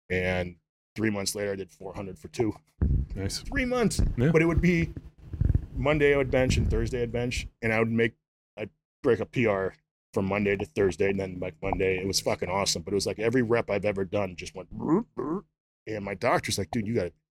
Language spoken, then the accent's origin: English; Prospect Heights, Illinois, United States; moved away as an adult; also born or lived in Arizona; Just outside of Chicago, like 20 miles west, northwest of Chicago. Okay. So it's fucking horrible. What's, what's the town? Uh, town is Prospect Heights.